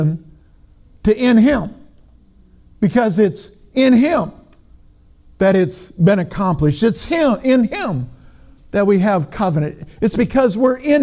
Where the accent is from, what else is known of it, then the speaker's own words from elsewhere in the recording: Minnesota, United States; I'm from Minnesota, you know, but even in Minnesota, has is past tense